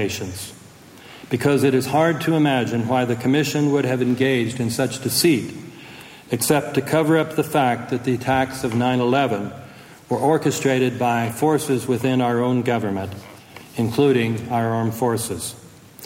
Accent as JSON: {"language": "English", "country": "United States", "said": "as American citizens"}